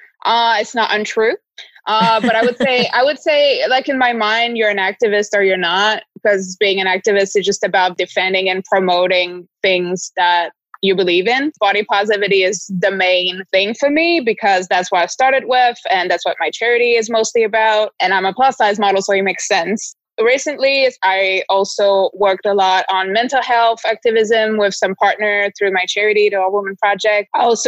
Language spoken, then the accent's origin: English; Toulouse, Occitania, France; moved away as an adult; also born or lived in New York, United States; now in Miami Beach, United States; I'm French. I was born in Toulouse, south of France, and I now live in Miami Beach